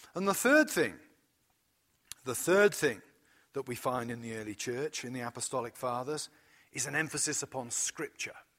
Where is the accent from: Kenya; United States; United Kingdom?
United Kingdom; as a British person